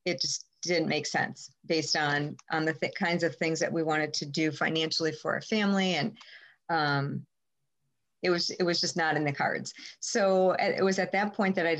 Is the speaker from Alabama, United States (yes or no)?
no; Madison, Wisconsin, United States; I grew up in Madison. I actually grew up on the east side of Madison